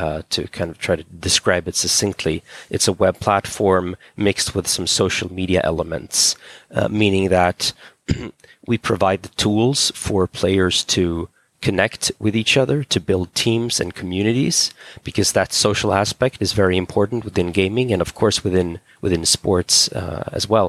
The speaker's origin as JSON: {"language": "English", "town": "Stockholm", "region": "Stockholm County", "country": "Sweden", "tie": "born or raised there", "also_born_or_lived": "California", "said": "So I'm a Swedish guy. I grew up in Stockholm."}